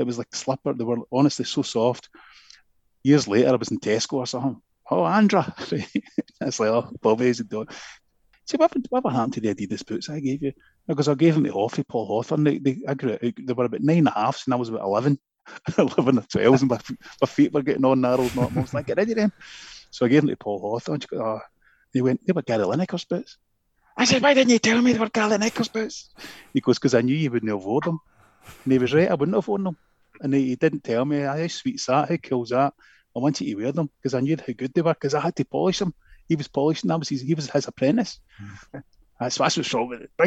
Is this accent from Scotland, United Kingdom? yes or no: yes; Airdrie, Scotland, United Kingdom; moved away; I'm from Airdrie at the time